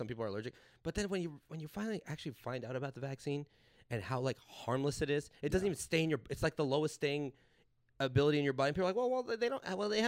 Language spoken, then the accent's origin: English; Los Angeles, California, United States; I'm from here